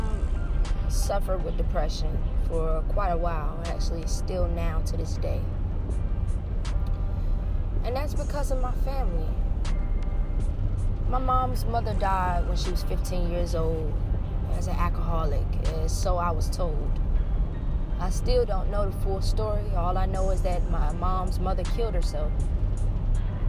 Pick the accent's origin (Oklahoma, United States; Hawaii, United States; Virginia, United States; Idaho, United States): Virginia, United States; Hampton Roads area; also born or lived in Norfolk, Virginia / Newport News, Virginia / Williamsburg, Virginia; First of all, I was born in Norfolk, Virginia. And then my mom moved here to Hampton, Virginia, in Newport News, Virginia. We've moved a couple places here and there. We also lived in Williamsburg as well